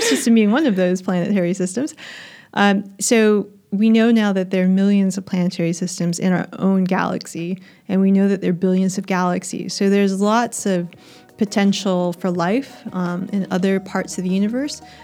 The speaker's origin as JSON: {"language": "English", "country": "United States", "accent": "American", "moved": "as an adult", "lives_now": "Australia"}